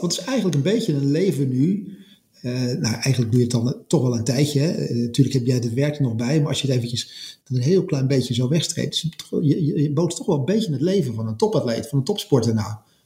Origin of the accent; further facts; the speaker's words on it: Netherlands; als Nederlander, of als, als West, als, zeg maar, wij kan bijna zeggen als West-Europeaan